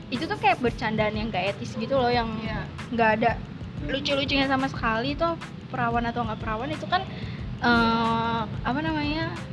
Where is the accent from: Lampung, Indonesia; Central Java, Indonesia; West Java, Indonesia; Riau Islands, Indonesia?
West Java, Indonesia; accent: Sundanese; ya aksen Sunda gua keluar ya